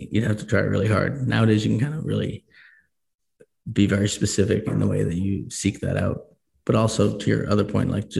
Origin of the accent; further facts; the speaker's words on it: Boston, Massachusetts, United States; moved away as an adult; now in Colorado, United States; I grew up in Boston and I moved to Colorado